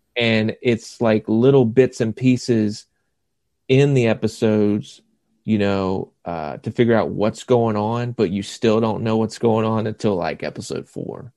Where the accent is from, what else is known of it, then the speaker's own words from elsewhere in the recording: Lake Wylie, South Carolina, United States; moved away as an adult; also born or lived in Savannah, Georgia; now in Clarkston, Georgia, United States; I grew up in Lake Wiley, South Carolina